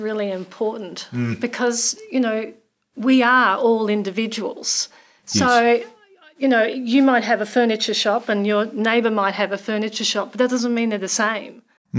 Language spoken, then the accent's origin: English; Australia; now in New Zealand; I'm an Aussie.